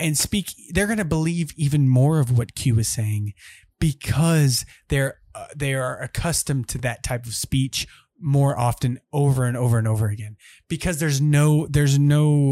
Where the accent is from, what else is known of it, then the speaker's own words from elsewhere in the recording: Minot, North Dakota, United States; Minot, North Dakota. Yes, I was born in North Dakota.